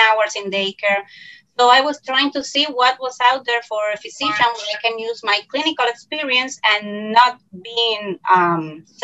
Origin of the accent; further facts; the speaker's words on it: Puerto Rico; from Puerto Rico.